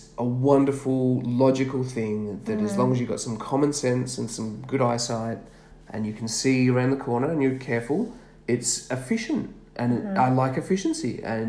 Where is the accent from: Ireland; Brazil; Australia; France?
Australia; as an Aussie.